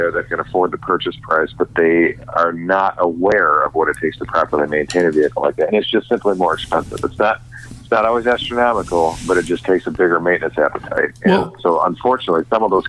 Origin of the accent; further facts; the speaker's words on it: Illinois, United States; my hometown in Illinois